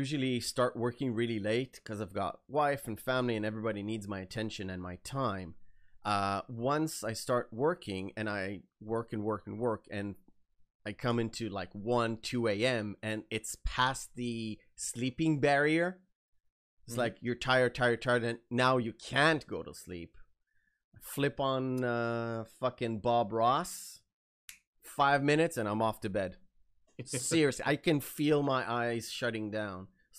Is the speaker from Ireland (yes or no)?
no; Israel; English is a second language; I don't really have the Israeli famous I would say accent, or when I hear other Israelis speak, especially on TV, it's so obvious.